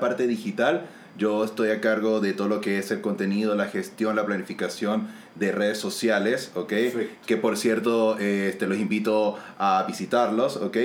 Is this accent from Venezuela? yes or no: yes; San Cristóbal, Táchira, Venezuela; moved away as an adult; also born or lived in Maracaibo, Venezuela; now in Santiago, Chile; Soy de los Andes, de San Cristóbal, pero viví 11 años en Maracaibo